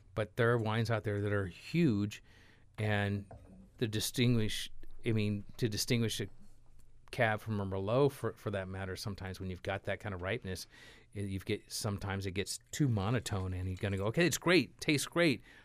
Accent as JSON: {"language": "English", "region": "California", "country": "United States", "said": "I am from California"}